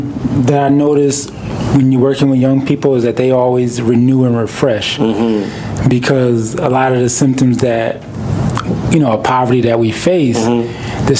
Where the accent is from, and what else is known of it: Hartford, Connecticut, United States; born or raised there